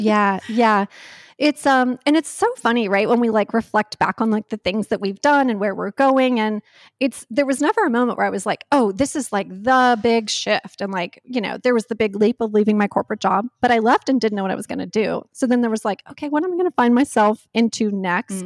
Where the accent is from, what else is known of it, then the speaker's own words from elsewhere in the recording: North Carolina, United States; I grew up in North Carolina